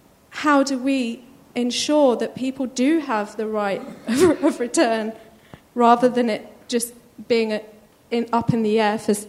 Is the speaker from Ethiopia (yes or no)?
no; Palestine; I come from Palestine